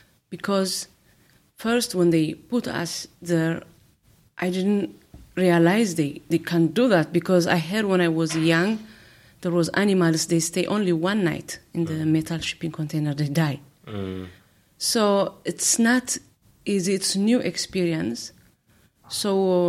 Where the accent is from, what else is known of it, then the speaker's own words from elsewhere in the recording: Eritrea; moved away; I came from Eritrea.